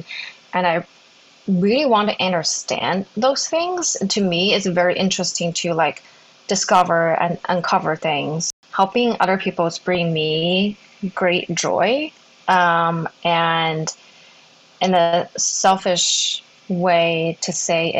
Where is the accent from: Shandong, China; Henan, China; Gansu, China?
Henan, China; Zhengzhou; moved away as an adult; Was born and raised in China. I grew up in a small city called Zhengzhou. It's in the middle part of China.